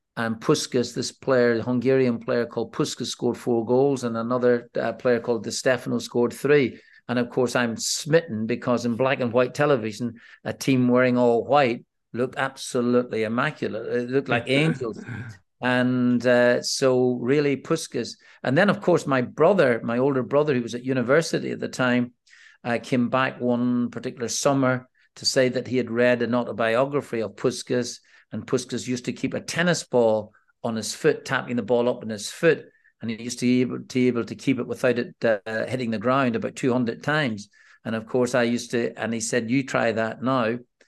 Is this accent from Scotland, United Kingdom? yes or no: no; Northern Ireland, United Kingdom; Well, my early days in the village that I am from, we're actually fine, I have to say, Chris.